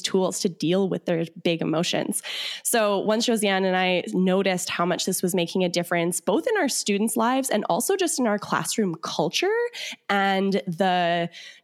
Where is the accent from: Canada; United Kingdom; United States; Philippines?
Canada; Winnipeg, Manitoba; we're from Manitoba, Canada. So it's in the prairies. So we're right like smack dab in the center of Canada. And I'm from, we're both from Winnipeg